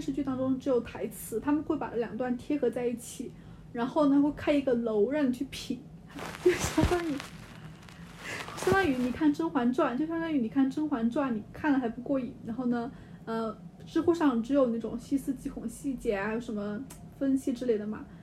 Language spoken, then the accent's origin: Chinese; China; 我们中国人